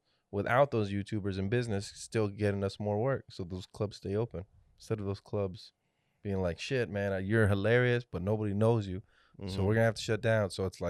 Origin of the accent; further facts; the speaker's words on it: Texas, United States; I'm from the Valley. I love the Valley.